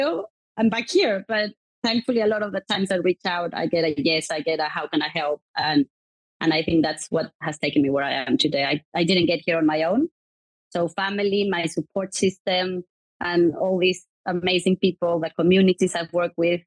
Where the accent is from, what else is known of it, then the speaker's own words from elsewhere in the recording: Mexico; now in United Kingdom; I was brought up in Mexico, which I love my country